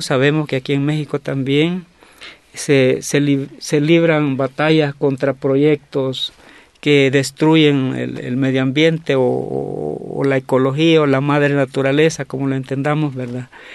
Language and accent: Spanish; Nahuizalco, Sonsonate, El Salvador; yo vengo de Nahuizalco, que es un pueblito eh, del departamento de Sonsonate al occidente del Salvador